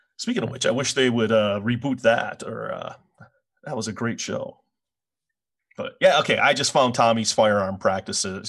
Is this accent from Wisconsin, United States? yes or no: yes; Milwaukee, Wisconsin, United States; I'm from Milwaukee.